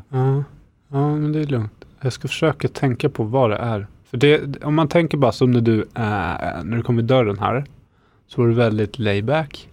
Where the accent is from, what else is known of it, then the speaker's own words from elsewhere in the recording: Eskilstuna, Södermanland, Sweden; now in Södertälje, Sweden; jag kommer från Eskilstuna ursprungligen